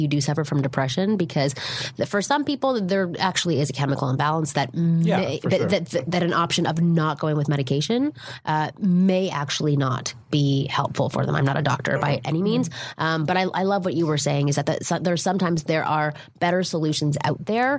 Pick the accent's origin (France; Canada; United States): Canada; Toronto, Ontario; I'm from Toronto, which is where I'm from, Ontario, Canada.